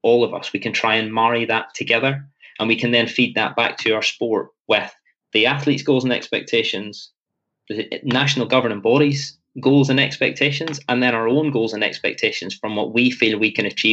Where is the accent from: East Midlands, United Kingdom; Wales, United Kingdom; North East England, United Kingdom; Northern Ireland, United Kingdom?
Northern Ireland, United Kingdom; I'm very Northern Irish in my approach